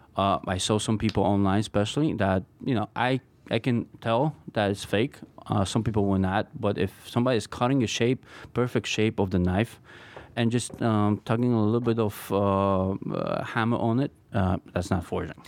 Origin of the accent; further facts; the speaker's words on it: Poland; moved away as an adult; also born or lived in Brooklyn; now in New York City, United States; I was born and, uh, grew up in Poland, and I came here when I was nineteen by myself.